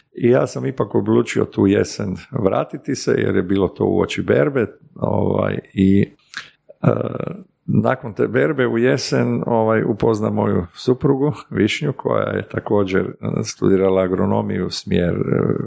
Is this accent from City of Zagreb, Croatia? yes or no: yes; Zagreb, City of Zagreb, Croatia; moved away as an adult; also born or lived in Slavonia; Ja sam se rodio 64. živio odrastao u Zagrebu